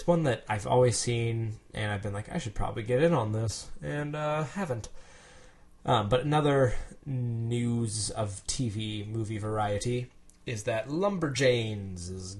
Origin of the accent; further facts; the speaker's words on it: United States; I'm from America, guys.